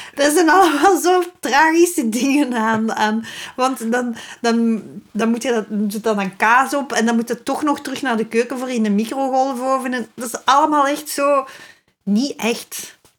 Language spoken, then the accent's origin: Dutch; Flanders, Belgium; als ik als Vlaming